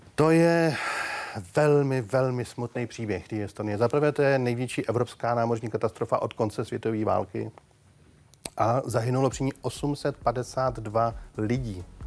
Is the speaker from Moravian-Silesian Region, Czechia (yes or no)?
no; Plzeň, Plzeň Region, Czechia; já jsem z Plzně